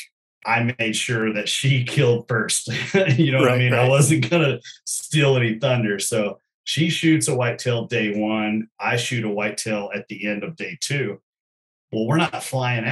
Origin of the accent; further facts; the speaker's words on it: Kentucky, United States; growing up in Kentucky